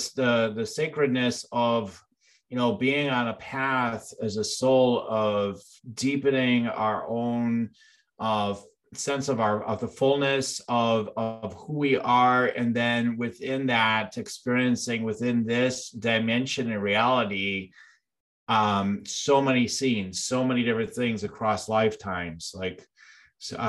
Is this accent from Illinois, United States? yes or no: yes; Illinois, United States; I'm actually from Illinois